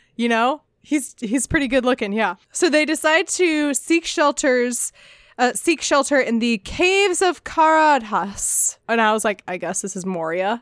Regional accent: United States; as an American

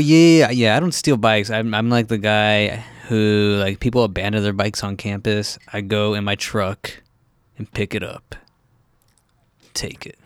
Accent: Orange County, California, United States; I'm from Orange County

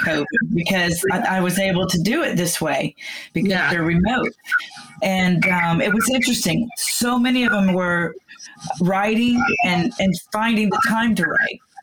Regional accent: McKinney, Texas, United States; my hometown of McKinney

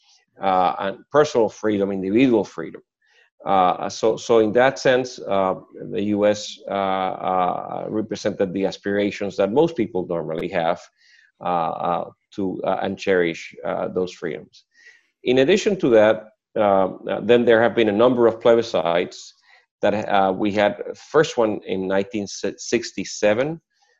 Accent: Puerto Rico

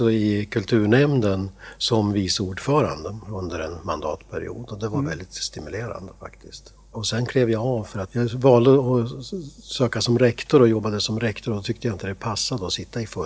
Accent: Gävleborg County, Sweden; also born or lived in Byske; Nej, jag är inte västeråsare. Jag är hälsing från början. Men sen har jag flyttat runt lite grann i, Sverige får jag säga.

